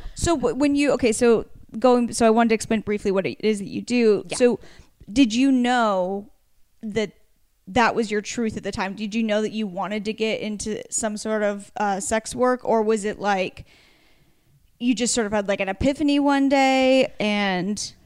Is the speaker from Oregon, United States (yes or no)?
yes; Oregon, United States; I grew up on the beach in Oregon